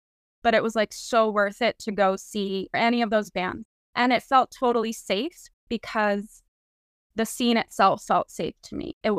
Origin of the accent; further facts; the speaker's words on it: New York, United States; I'm from New York, born and raised here